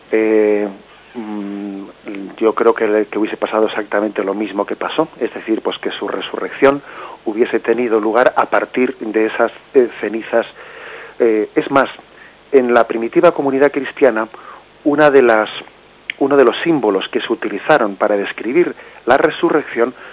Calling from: Madrid, Community of Madrid, Spain; de Madrid.

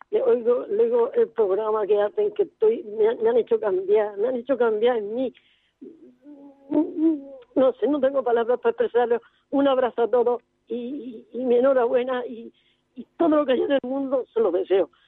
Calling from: Murcia, Region of Murcia, Spain; de Murcia, de los paganos.

